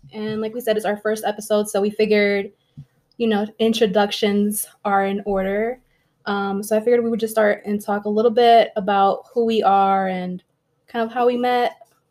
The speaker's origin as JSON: {"language": "English", "region": "Connecticut", "country": "United States", "tie": "born or raised there", "also_born_or_lived": "Oklahoma, United States / Mexico", "second_language": "English", "said": "My grandmother passed away in Mexico. And then we ended up moving up to Connecticut"}